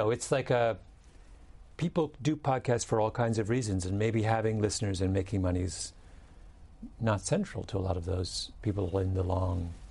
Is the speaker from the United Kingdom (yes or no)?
yes; England, United Kingdom; I'm English. So in England, and I'm the son of an Englishman